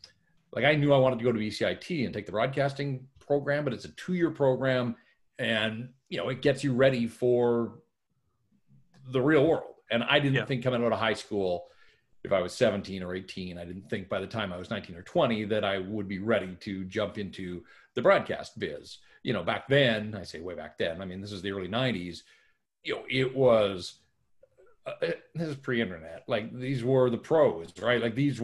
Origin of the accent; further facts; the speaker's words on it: North Vancouver, British Columbia, Canada; I'm born and raised in North Van, live there now as well, so I've come full circle.